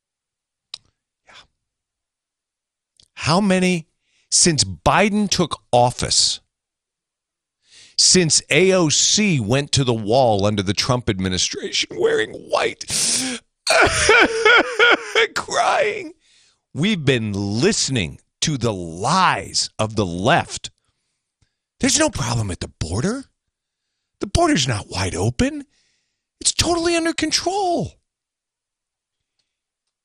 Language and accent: English; Minneapolis–Saint Paul, Minnesota, United States; moved away; when I played as a kid up in the Twin Cities